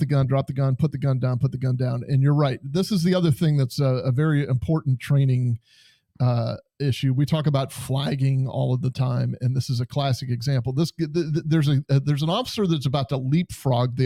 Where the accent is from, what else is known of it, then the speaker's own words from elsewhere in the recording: Western New York, United States; I'm from Western New York, so this is probably about 4 hours away, maybe 5 hours away from where I was born and raised